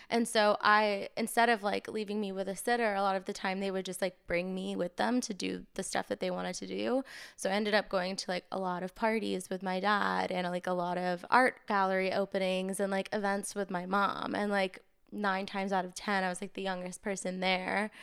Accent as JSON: {"language": "English", "region": "Maine", "country": "United States", "tie": "born or raised there", "moved": "yes", "lives_now": "New York, United States", "said": "I grew up in Maine"}